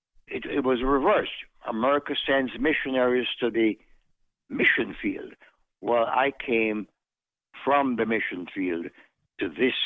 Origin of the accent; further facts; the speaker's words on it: Kingston, Jamaica; moved away; also born or lived in Mandeville, Jamaica / Buffalo, New York; But I was born in the parish of Manchester and the city of Mandeville. But I did have the honor of growing up in Kingston.